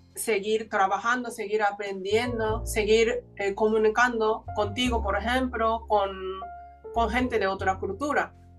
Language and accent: Spanish; Japan; Spanish is a second language; now in Spain; nací en aquella tierra maravillosa